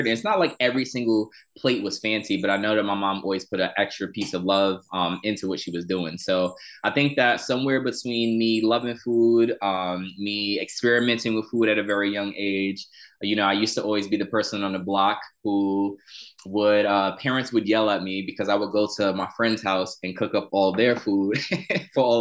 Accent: New York City, New York, United States; I grew up in Southside Jamaica, Queens, in a low-income neighborhood

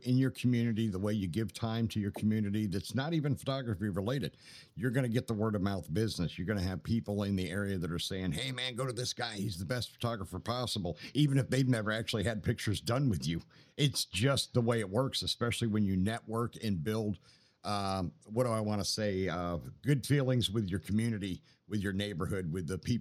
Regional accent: Pennsylvania, United States; moved away; back home in my home state of Pennsylvania

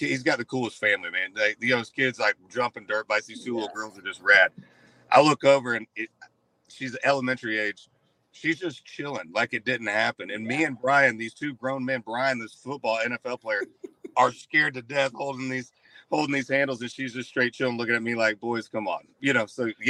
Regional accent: Central Florida, United States; Yeah, I grew up in Central Florida

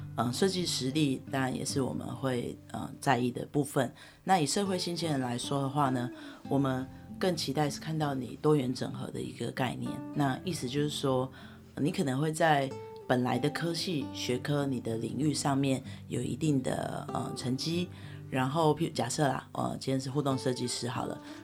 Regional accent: Taiwan; moved away as an adult; 我能够回到我的家乡，也就是台湾

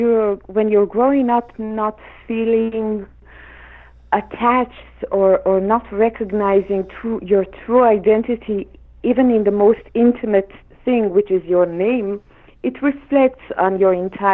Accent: Tehran, Tehran Province, Iran; now in Jerusalem, Israel; born and I grew up in Tehran.

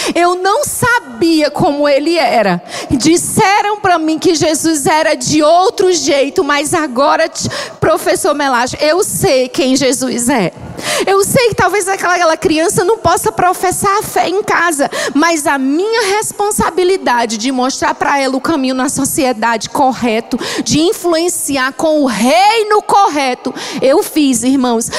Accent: Ceará, Brazil; moved away as an adult; now in Angola; Eu sou mesmo cearense

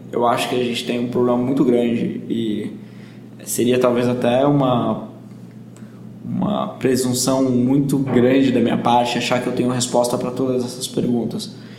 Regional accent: Bragança Paulista, São Paulo, Brazil; also born or lived in Jordan; eu sou de Bragança Paulista, no interior de São Paulo

